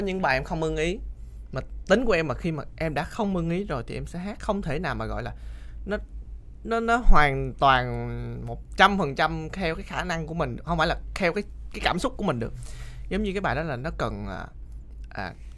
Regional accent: Sóc Trăng, Vietnam; moved away as an adult; now in Ho Chi Minh City, Vietnam; em không phải người Sài Gòn quê em là ở Sóc Trăng

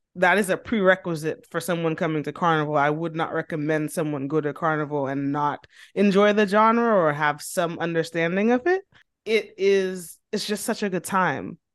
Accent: Dominica; now in United States; I'm from Dominico, seven six seven

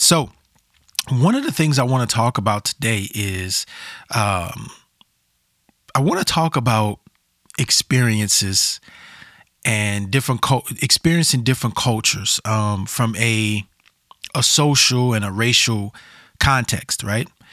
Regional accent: Louisiana, United States; also born or lived in Portland metro area, Oregon; now in Portland, United States; I felt like I was back at home in the South. I'm from Louisiana

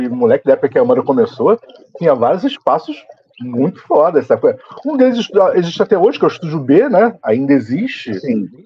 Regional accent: Nova Iguaçu, Rio de Janeiro, Brazil; eu vim de Nova Iguaçu

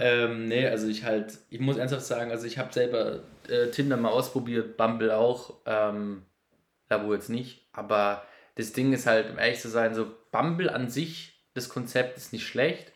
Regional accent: near Baden-Baden, Baden-Württemberg, Germany; ich komme aus in der Nähe von Baden-Baden

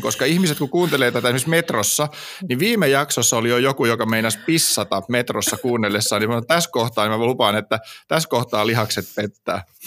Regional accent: Hamina, Kymenlaakso, Finland; mä oon kuitenkin Haminasta kotoisin

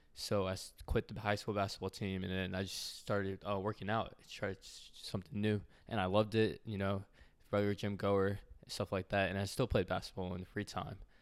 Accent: Atlanta, Georgia, United States; I grew up in Atlanta, Georgia

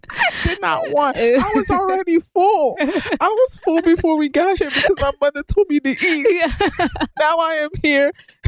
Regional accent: United States; us who grew up in America

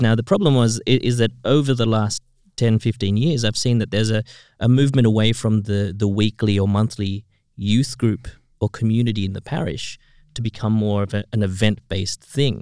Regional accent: Philippines; I grew up in in the Philippines

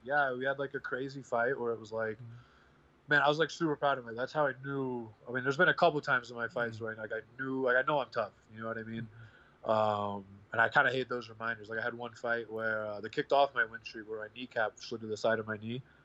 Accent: Midwest, United States; I come from the Midwest, where like a lot of guys will just like take any fight

